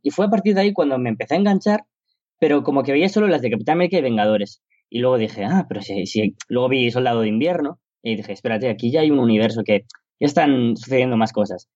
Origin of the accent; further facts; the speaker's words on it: Spain; aquí, en mi país, en España